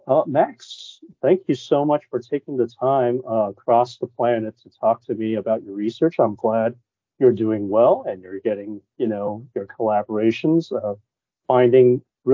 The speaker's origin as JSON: {"language": "English", "country": "Hong Kong", "tie": "born or raised there", "moved": "yes", "lives_now": "United States", "said": "I grew up in Hong Kong"}